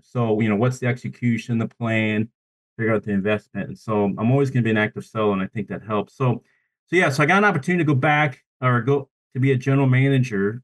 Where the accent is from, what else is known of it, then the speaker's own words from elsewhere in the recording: Columbus, Nebraska, United States; now in Tulsa, United States; I'm born and raised in a town called Columbus, Nebraska.